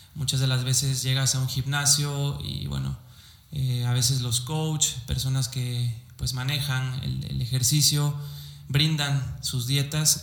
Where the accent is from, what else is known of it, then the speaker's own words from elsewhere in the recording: Córdoba, Veracruz, Mexico; also born or lived in Xalapa, Veracruz; soy de la ciudad de Córdoba, Veracruz